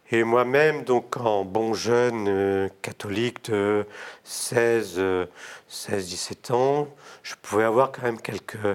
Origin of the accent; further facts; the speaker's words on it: Toulon, Provence-Alpes-Côte d'Azur, France; also born or lived in Morocco; surtout quand on est né au Maroc et qu'on vient de Toulon.